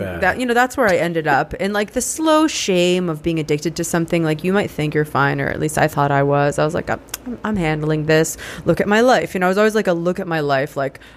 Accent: Sharon, Massachusetts, United States; So I grew up in Sharon, Massachusetts.

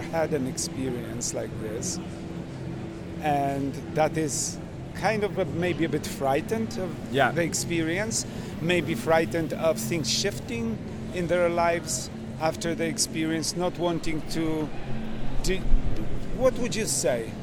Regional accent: Manitoba, Canada; I'm from Manitoba

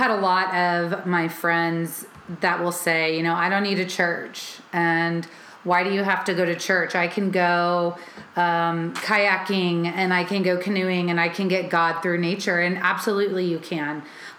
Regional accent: a little south of St. Louis, Missouri, United States; now in Nashville, United States; my Catholicism, especially whenever I moved to Nashville. And being in the South, it's not as big as where I grew up in Missouri and a little south of St. Louis, where it was very heavily populated with Catholicism and Catholics.

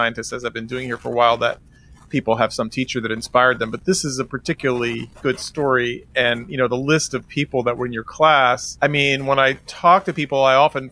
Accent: New York City, New York, United States; I grew up in the 70s and 80s when it was particularly rough

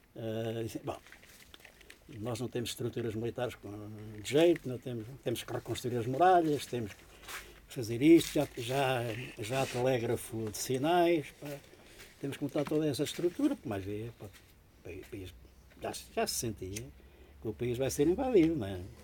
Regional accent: Janeiro de Cima, Centro, Portugal; Eu nasci em Janete, na Quinta do Canal, que fica em Janeiro de Cima

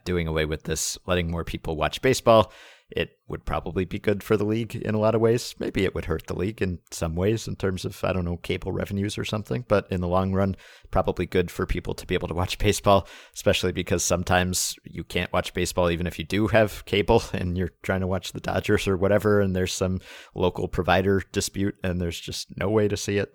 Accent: New York, United States; I am a New Yorker

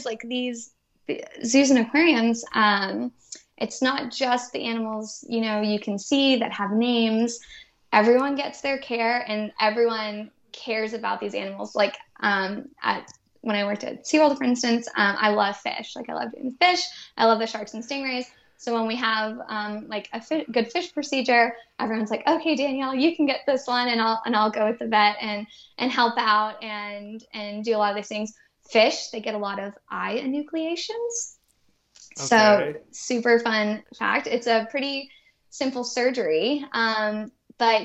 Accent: Boston, Massachusetts, United States; moved away as an adult; also born or lived in Galveston, Texas; I'm originally from Boston.

